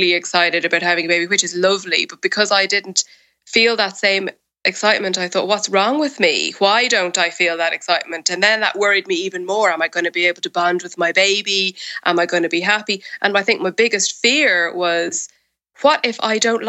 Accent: Ireland; now in United Kingdom; I live in the UK and I'm Irish means that my family and most of my close friends live in Ireland

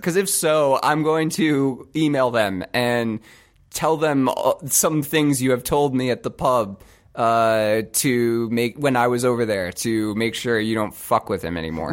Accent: United States

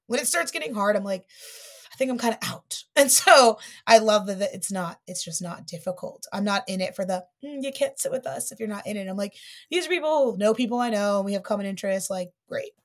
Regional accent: Dayton, Ohio, United States; now in New York, United States; I'm from Dayton

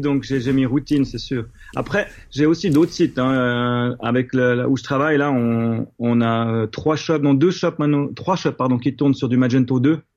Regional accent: Switzerland; en tant que Suisse

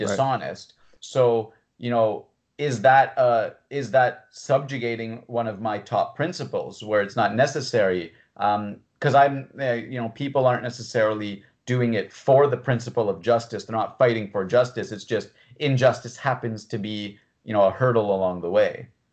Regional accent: Canada; someone who was born in Canada

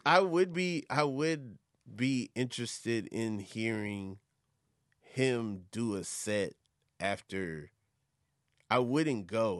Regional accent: Atlanta, Georgia, United States; I live in Atlanta and, well, I, from Atlanta

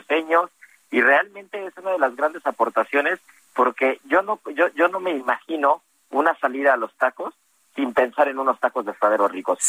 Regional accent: Mexico; nos define como mexicanos

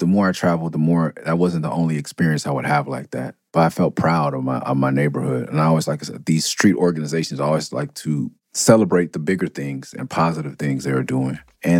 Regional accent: Los Angeles, California, United States; also born or lived in Tucson; I'm from Mid-City.

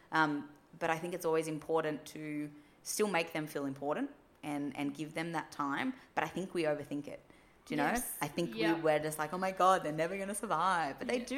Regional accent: New South Wales, Australia; especially like we moved to Western Australia and we're originally from New South Wales.

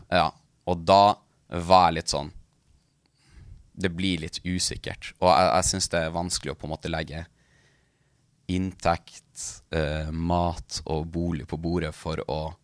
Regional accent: Tana, Troms og Finnmark, Norway; moved away as an adult; now in Tromsø, Norway; Jeg, jeg, jeg er fra, fra Tana, det er midt i Østfinnmark, men jeg bor i Tromsø

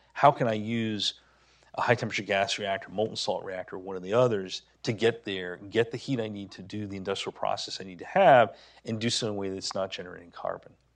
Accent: New Hampshire, United States; Seabrook Station Nuclear Power Plant, my home state

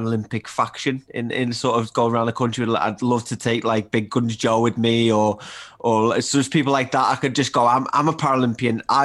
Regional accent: Liverpool, North West England, United Kingdom; also born or lived in Widnes; I grew up in Liverpool. We moved around. I moved to Widnes when I was 8, which is just outside of Liverpool.

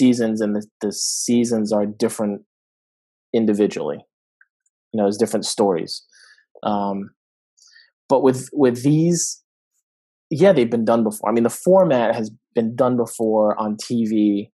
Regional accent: Providence, Rhode Island, United States; my hometown of Providence

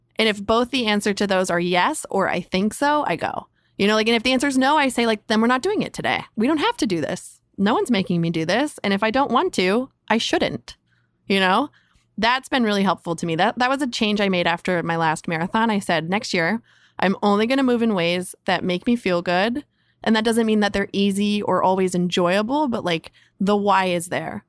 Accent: Carlsbad, California, United States; I grew up in San Diego in North County in a, in a town called Carlsbad.

